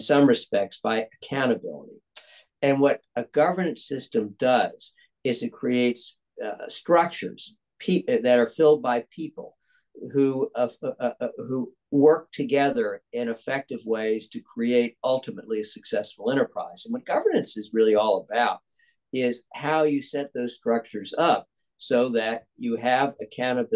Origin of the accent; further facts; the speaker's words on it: Atlanta, Georgia, United States; growing up in Atlanta in the 1960s